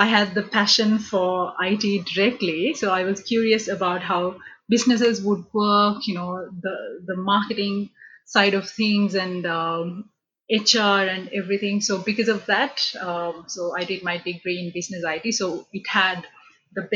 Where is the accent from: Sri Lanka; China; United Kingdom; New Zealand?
Sri Lanka; moved away as an adult; I'm originally from Sri Lanka. So back home in Sri Lanka, so we have A-levels